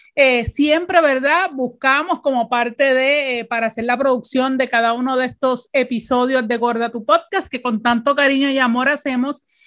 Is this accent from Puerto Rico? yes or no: yes; Puerto Rico; con nosotras como boricua